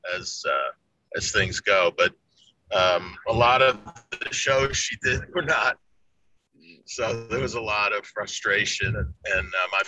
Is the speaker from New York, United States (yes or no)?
yes; New York City, New York, United States; I grew up in New York City in the 60s and 70s